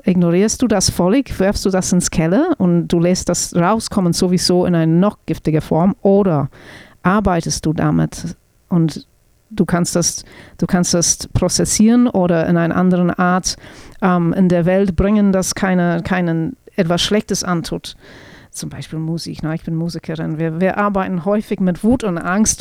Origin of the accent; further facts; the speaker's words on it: New Zealand; German is a second language; moved away; ich bin keine Deutsch-Muttersprecherin. Also ich komme aus Neuseeland und deswegen spreche ich kein perfektes Deutsch.